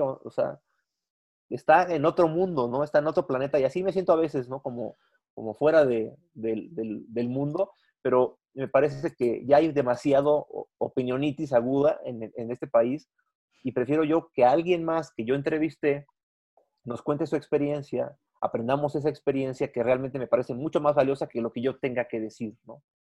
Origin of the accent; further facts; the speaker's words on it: Mexico; Yo no soy mexicano nomás el 15 de septiembre, yo soy mexicano